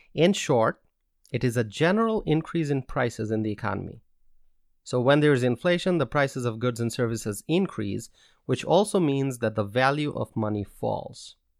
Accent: United States; As an American

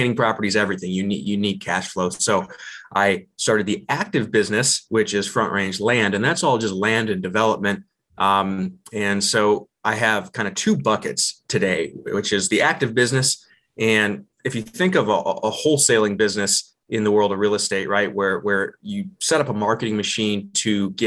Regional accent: Ohio, United States; moved away as an adult; now in Colorado Springs, United States; growing up in Ohio, we didn't have much money. It was very rural, about 50 minutes southwest of Cleveland

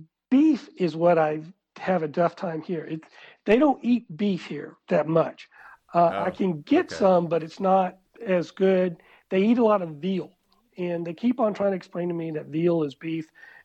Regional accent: South Georgia, United States; accent: South Georgia; moved away as an adult; also born or lived in Kuwait / China; now in Bulgaria; this was in South Georgia, so I went in my South Georgia accent.

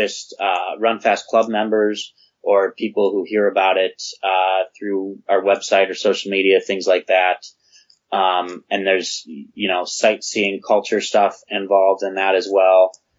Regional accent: United States; I'm American

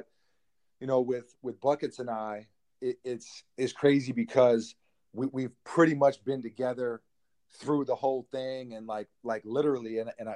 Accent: New York City, New York, United States; born or raised there

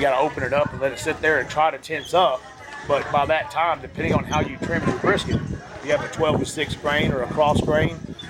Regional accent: Midland, Texas, United States; we're at 2,800 foot at 2,750, 2,780 in Midland. Yep. So where my hometown is, I'm 2,780

